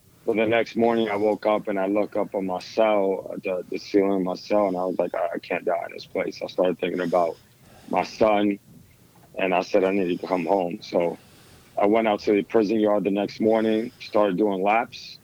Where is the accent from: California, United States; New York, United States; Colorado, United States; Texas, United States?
New York, United States; New York City; I was born and raised in the Lower East Side of Manhattan back in the 80s and 90s